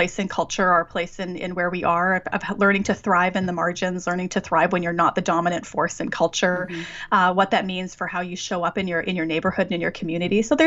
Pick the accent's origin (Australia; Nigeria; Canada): Canada; Western Canada; Growing up in Western Canada